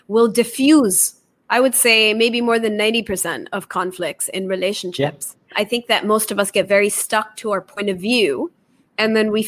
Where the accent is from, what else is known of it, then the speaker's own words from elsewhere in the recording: Japan; also born or lived in Taiwan; I'm Indian by nationality, but I was born in Taiwan. I was raised in Japan.